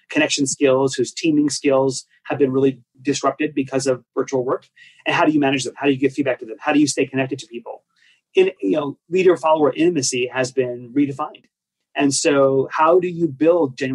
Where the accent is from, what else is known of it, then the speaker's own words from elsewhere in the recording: New York, United States; I speak fast. I'm from New York